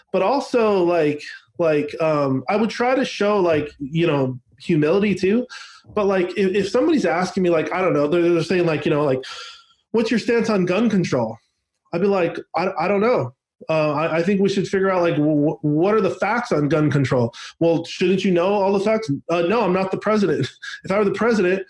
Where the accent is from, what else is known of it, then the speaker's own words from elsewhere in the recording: Seattle, Washington, United States; growing up in Seattle